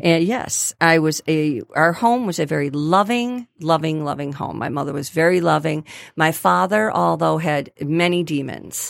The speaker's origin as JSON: {"language": "English", "town": "Grosse Pointe", "region": "Michigan", "country": "United States", "tie": "born or raised there", "said": "I was born and raised in Grosse Pointe."}